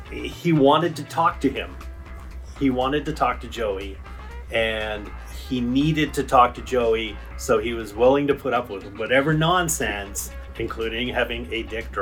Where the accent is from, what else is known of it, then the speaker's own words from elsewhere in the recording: Canada; we're Canadian. We're Canadians